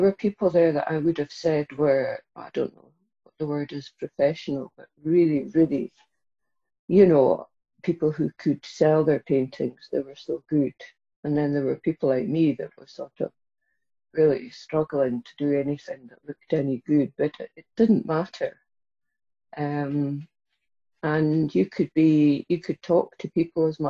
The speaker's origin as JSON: {"language": "English", "town": "Inverness", "region": "Scotland", "country": "United Kingdom", "tie": "born or raised there", "said": "I grew up in Inverness in the Highlands"}